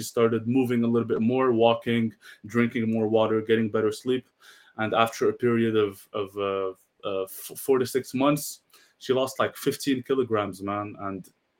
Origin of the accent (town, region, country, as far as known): Marrakesh, Marrakesh-Safi, Morocco